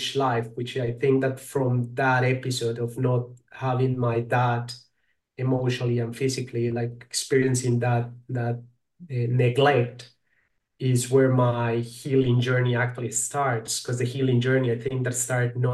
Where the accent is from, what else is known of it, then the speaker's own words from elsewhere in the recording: Colombia; I'm from Colombia